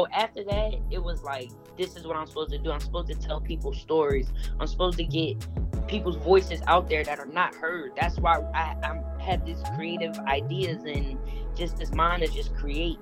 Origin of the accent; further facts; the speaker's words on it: Philadelphia, Pennsylvania, United States; also born or lived in Chester, Pennsylvania; I was raised in Philly